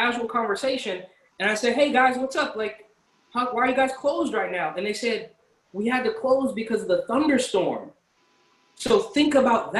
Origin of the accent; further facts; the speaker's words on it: Bay Area, California, United States; now in New York City, United States; I'm from the Bay Area